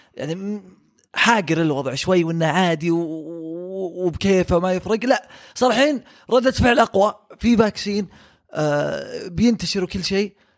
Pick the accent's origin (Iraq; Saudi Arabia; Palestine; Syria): Saudi Arabia; عندنا في السعوديه